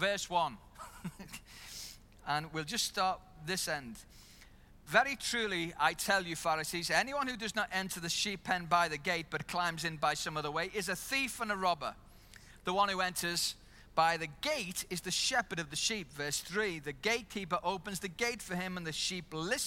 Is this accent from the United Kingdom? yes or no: yes; Liverpool, North West England, United Kingdom; moved away as an adult; now in New Zealand; I'm from Liverpool